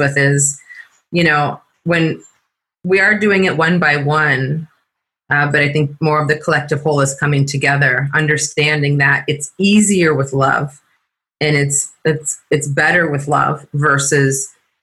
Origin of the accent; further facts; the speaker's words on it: California, United States; I said, California